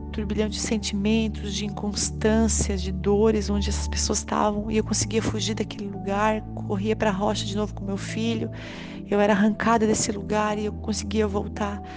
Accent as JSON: {"language": "Portuguese", "town": "Criciúma", "region": "Santa Catarina", "country": "Brazil", "also_born_or_lived": "Florianópolis", "said": "nós somos aqui de Criciúma"}